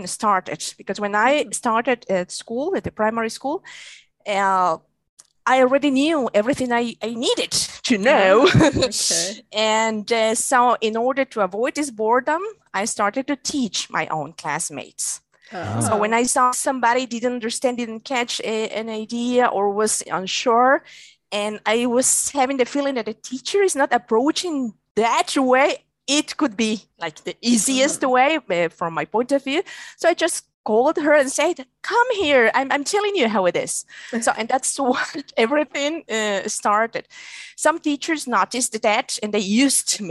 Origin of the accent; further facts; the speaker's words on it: Guatemala; first language Spanish; English is a second language; moved away as an adult; also born or lived in Czech Republic; I'm from Guatemala, actually. And there I studied economics the same